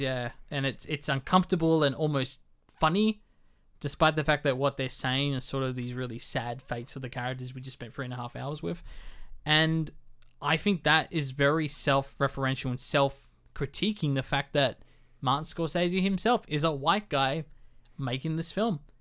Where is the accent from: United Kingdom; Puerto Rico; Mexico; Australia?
Australia; as an Australian